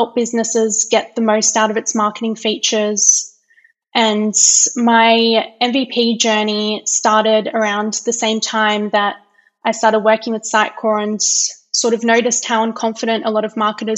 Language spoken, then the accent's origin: English; Perth, Western Australia, Australia; moved away as an adult; now in Calgary, Canada; I'm originally from Perth in Western Australia, but I've been living in Calgary in Alberta, Canada for the past 2 years.